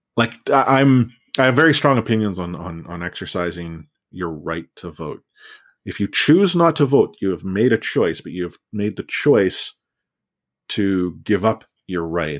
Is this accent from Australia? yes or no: no; Canada; I'm a Canadian, you know, born and raised